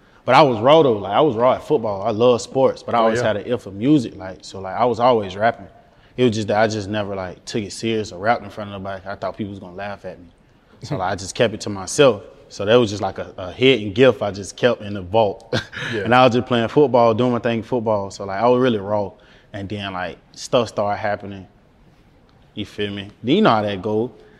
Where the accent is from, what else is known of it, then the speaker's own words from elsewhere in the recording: Jacksonville, Florida, United States; I'm from Jacksonville. I'm on the north side of Jacksonville.